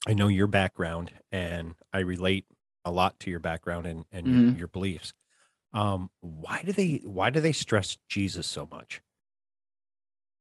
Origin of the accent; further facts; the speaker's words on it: United States; I'm American